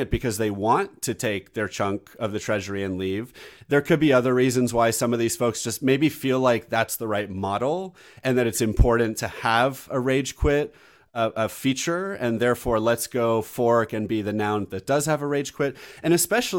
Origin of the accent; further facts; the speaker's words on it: United States; I'm American.